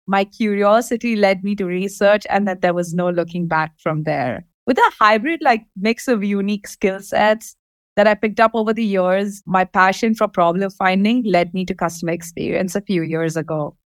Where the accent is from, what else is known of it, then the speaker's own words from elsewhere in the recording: Dubai, United Arab Emirates; I'm born and raised in Dubai